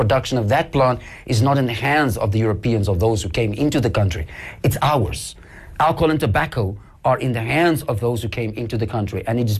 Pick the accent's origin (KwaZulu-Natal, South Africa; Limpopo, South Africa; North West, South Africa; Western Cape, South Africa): Western Cape, South Africa; Cape Town; also born or lived in Knysna; I was born and bred in Cape Town.